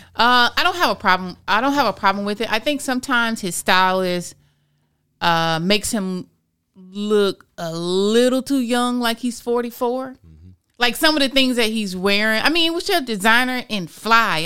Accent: Florida, United States; I'm born and raised in Florida. So I can I can speak from being a true Floridian.

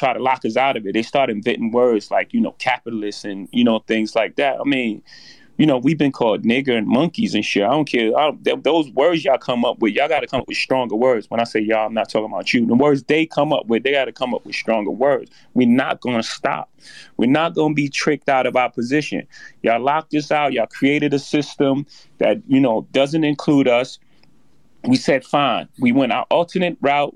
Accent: New York City, New York, United States; I come from Marcy Projects. In my first house, 615 Lexington Avenue, my grandmother's house

